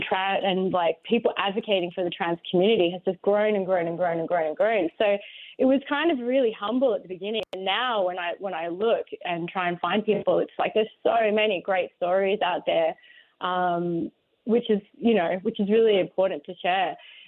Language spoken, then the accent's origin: English; Australia; Yes, I am. I'm from Australia, so it's like I can kind of view American culture from this kind of outsider's lens.